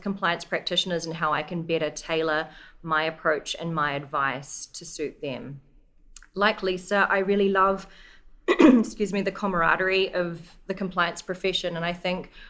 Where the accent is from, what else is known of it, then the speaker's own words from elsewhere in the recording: New Zealand; moved away as an adult; also born or lived in Singapore; I'm originally from New Zealand